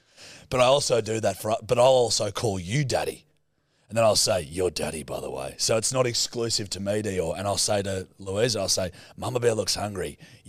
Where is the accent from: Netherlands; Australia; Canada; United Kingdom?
Australia; You're the one from New Zealand. I'm Australian.